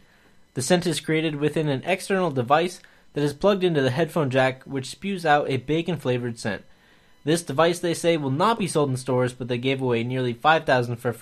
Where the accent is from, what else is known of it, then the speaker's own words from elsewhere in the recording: St. Louis, Missouri, United States; We are two idiots from St. Louis, Missouri